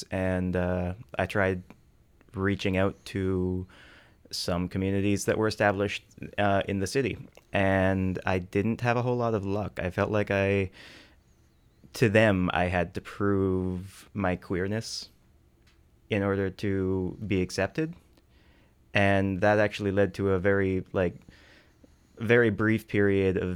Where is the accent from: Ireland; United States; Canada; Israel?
Canada; Fort McMurray, Alberta; moved away as an adult; now in Victoria, Canada; I'm from Fort McMurray, Alberta, originally